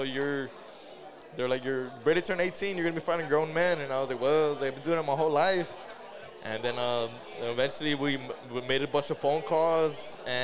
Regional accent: San Antonio, Texas, United States; I grew up on the northeast side in Kirby.

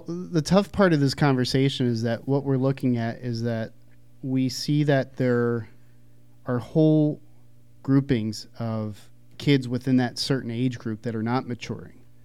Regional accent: Philadelphia, Pennsylvania, United States; I grew up in Philadelphia

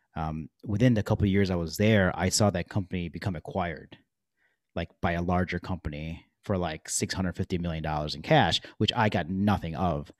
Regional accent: Detroit, Michigan, United States; I grew up in Detroit, Michigan

